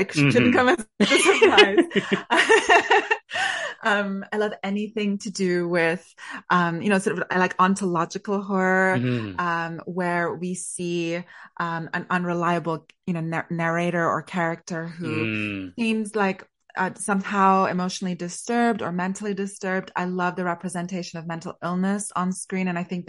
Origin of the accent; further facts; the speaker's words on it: Canada; A fellow Canadian like me. I think he is my country's greatest export.